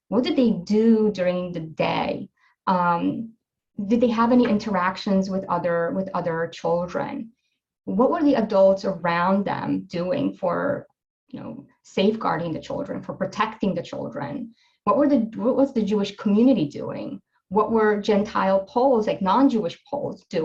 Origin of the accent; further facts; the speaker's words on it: Poland; my being Polish and of course like that shaped my interest um, about what happened in my home country